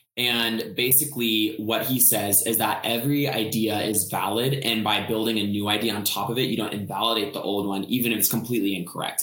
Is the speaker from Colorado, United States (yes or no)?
yes; Colorado, United States; I'm from Colorado